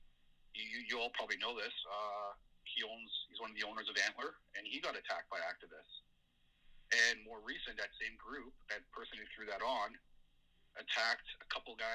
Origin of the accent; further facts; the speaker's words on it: Toronto, Ontario, Canada; I grew up in North York, and I for the past 20 years lived in downtown